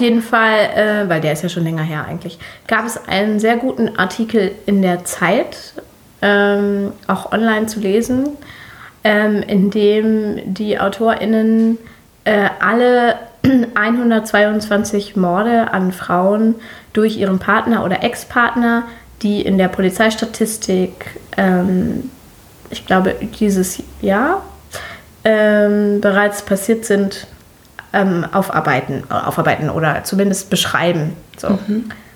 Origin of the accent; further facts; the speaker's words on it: Germany; so eine Person wie ich, die hier äh, äh geboren ist